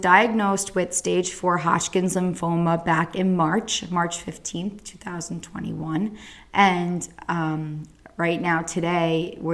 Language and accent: English; Central New Jersey, United States; I'm from New Jersey, Central Jersey